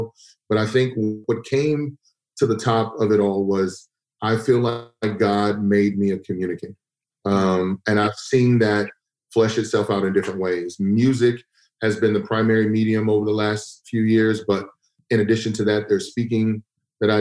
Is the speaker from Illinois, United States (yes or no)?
no; Texas, United States; growing up in Texas